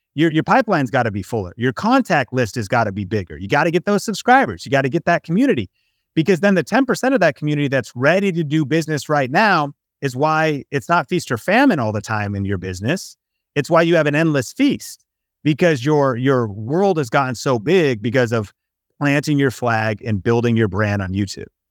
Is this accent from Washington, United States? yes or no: yes; Seattle, Washington, United States; growing up in Seattle, Washington, there was evergreen trees